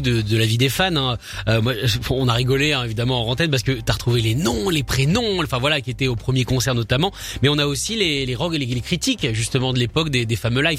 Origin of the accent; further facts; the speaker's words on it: France; nous en tant que Français